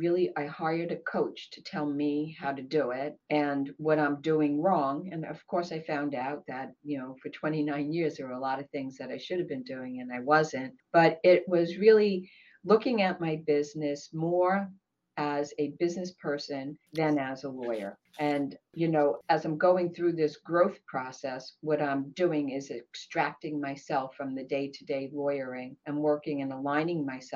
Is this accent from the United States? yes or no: yes; Brooklyn, New York, United States; now in Maryland, United States; Sure. I came here from Brooklyn, actually. I'm in Maryland.